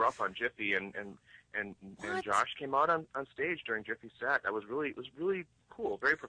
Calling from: Albuquerque, New Mexico, United States; I'm here with my partner, Chris, and we're calling from Albuquerque, New Mexico.

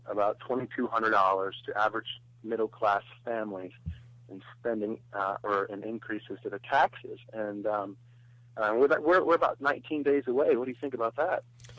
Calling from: Ohio, United States; also born or lived in Los Angeles; I'm calling from Ohio, actually.

